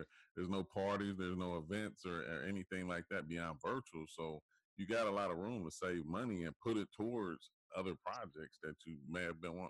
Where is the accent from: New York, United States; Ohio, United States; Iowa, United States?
Ohio, United States; Dayton; moved away; also born or lived in Troy, Ohio; back home in Troy, I'm from Dayton, Ohio, but in Troy, Ohio